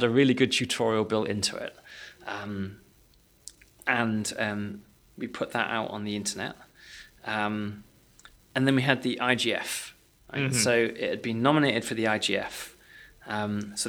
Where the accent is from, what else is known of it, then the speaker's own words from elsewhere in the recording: United Kingdom; because we're British